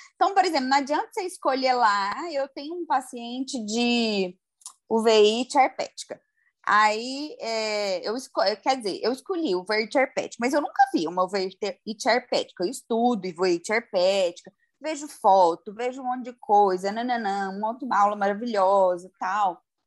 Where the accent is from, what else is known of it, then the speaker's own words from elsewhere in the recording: Goiânia, Goiás, Brazil; porque eu sou de Goiânia